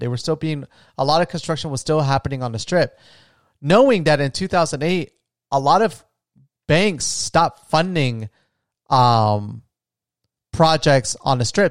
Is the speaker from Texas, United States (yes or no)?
no; Florida, United States; moved away; I'm from a small retirement town in Florida.